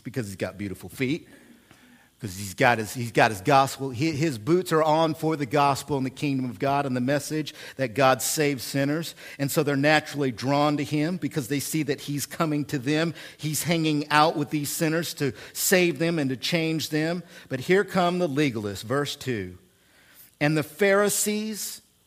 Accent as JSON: {"language": "English", "region": "Oklahoma", "country": "United States", "also_born_or_lived": "central Illinois", "moved": "yes", "lives_now": "Illinois, United States", "said": "I come from Oklahoma, which has legalism in it"}